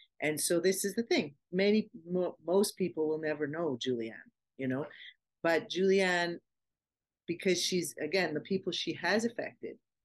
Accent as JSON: {"language": "English", "country": "Canada", "said": "we're from Canada"}